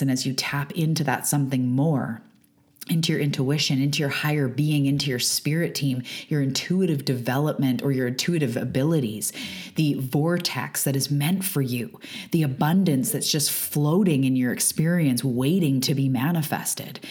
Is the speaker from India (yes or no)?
no; west coast of Canada, British Columbia, Canada; I am a Canadian from the west coast of Canada. I live on Vancouver Island